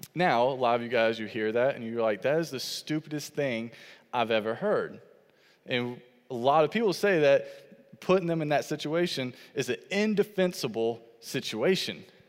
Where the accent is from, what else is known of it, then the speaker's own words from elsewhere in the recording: Fayetteville, North Carolina, United States; I grew up in Fayetteville, North Carolina